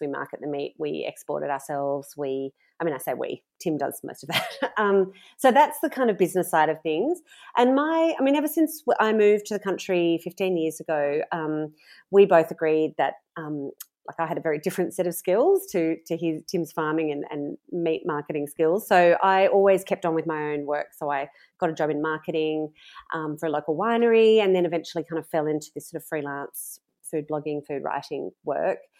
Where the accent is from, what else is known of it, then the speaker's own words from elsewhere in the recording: Sydney, New South Wales, Australia; also born or lived in Mudgee; I grew up in Sydney